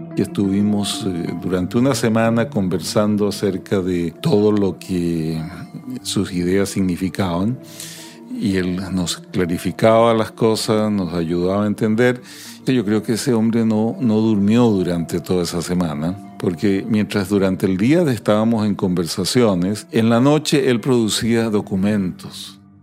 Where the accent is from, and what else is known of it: Santiago, Santiago Metropolitan Region, Chile; born or raised there; also born or lived in Bolivia